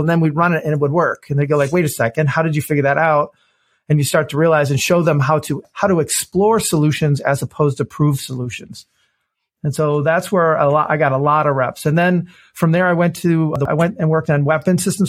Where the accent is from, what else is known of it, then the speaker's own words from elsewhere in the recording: Detroit, Michigan, United States; I grew up in Detroit, Michigan. I've, you know, been born and raised here